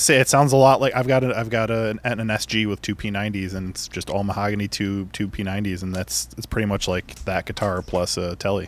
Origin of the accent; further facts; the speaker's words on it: Chicago, Illinois, United States; being a Chicagoan